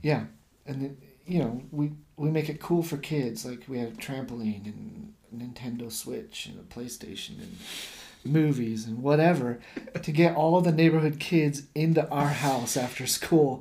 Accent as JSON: {"language": "English", "country": "United States", "moved": "as an adult", "lives_now": "Japan", "said": "I'm American"}